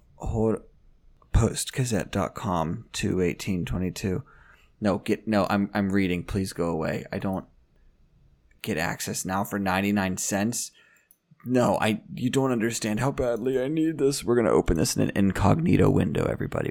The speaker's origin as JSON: {"language": "English", "town": "Washington", "region": "Pennsylvania", "country": "United States", "said": "I'm from Washington, Pennsylvania"}